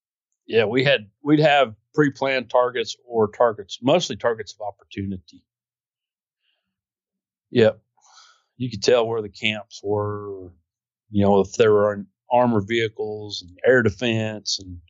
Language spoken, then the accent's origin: English; United States; I was like, holy cow, I'm glad I'm an American.